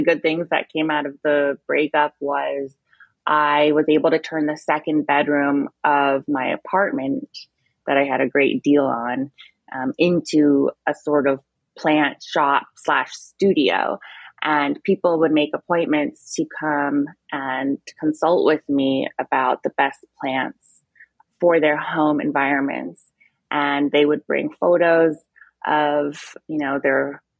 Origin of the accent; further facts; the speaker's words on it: Middletown, New York, United States; I grew up in Middletown, New York, which is about an hour and a half northwest of the city